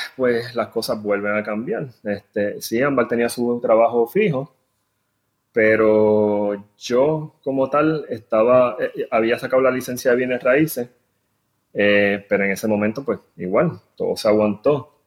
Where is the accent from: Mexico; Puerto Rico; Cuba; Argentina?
Puerto Rico; San Juan; moved away as an adult; now in Houston, United States; también soy de San Juan, este, nacido y criado allí.